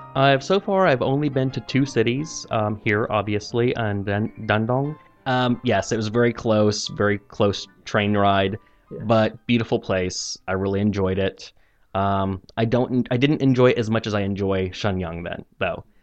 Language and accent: English; Missouri, United States; moved away as an adult; now in China; I'm from Missouri in the United States, which is central United States